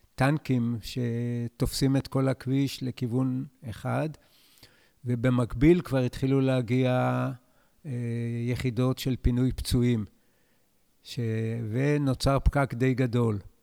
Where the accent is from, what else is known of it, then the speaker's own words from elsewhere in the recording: Israel; אני נולדתי בקיבוץ, וכל חיי אני בקיבוץ